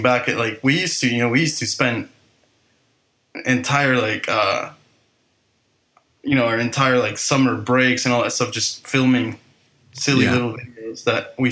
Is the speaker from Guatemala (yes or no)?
yes; Guatemala; I grew up in Guatemala